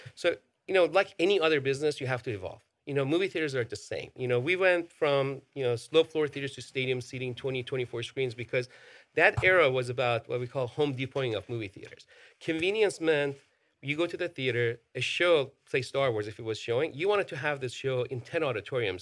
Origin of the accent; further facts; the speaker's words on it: Iran; moved away; I grew up in Iran. You know, I, I was born and raised over there